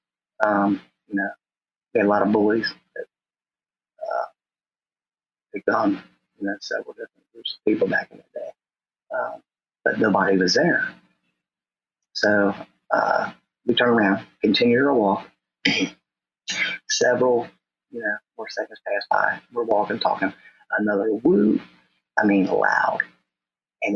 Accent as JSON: {"language": "English", "town": "Norwood", "country": "United States", "tie": "born or raised there", "said": "from North Norwood, my local school, my hometown"}